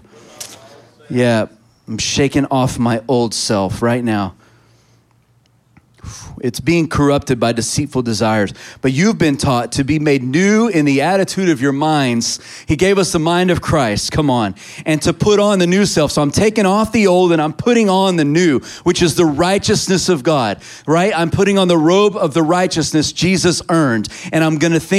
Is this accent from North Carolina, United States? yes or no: no; Texas, United States; I'm a Texan